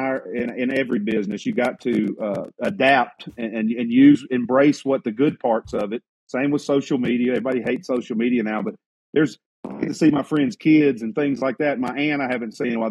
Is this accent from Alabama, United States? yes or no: yes; Alabama, United States; I'm from Alabama, and our internet's terrible here